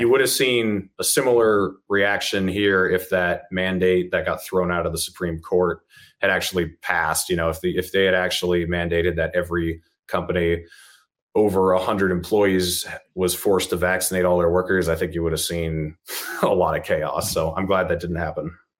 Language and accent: English; New Hampshire, United States; now in Utah, United States; I was born and raised in New Hampshire